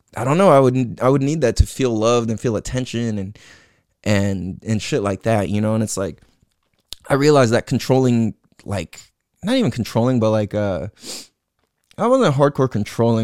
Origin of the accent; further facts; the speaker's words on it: San Diego, California, United States; also born or lived in Hawaii / Imperial Beach, California / Clairemont, San Diego; I grew up in San Diego, California, and grew up in Mira Mesa, Mecca Town